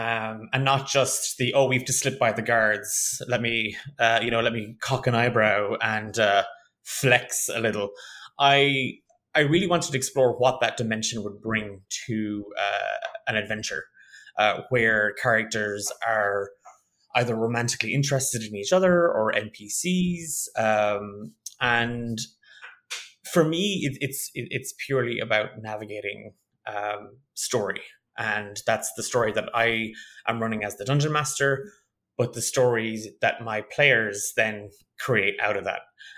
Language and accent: English; Ireland; accent: Irish; So a lot of people tell me I don't have a strong Irish accent, but I'm from Ireland